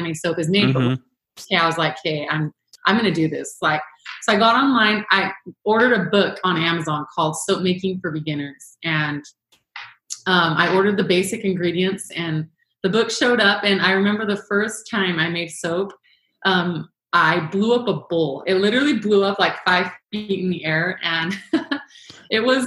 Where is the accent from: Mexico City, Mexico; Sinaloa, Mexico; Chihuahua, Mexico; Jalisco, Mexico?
Chihuahua, Mexico; moved away as an adult; also born or lived in Phoenix, Arizona; now in St. George, United States; So I was born and raised in Chihuahua, Mexico, and in a small American community. And my parents are American